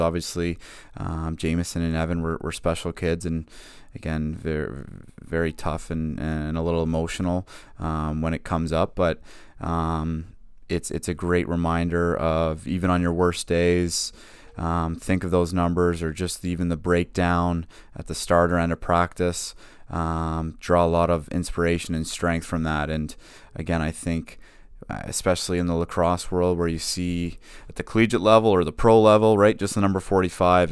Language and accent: English; Whitby, Ontario, Canada; born or raised there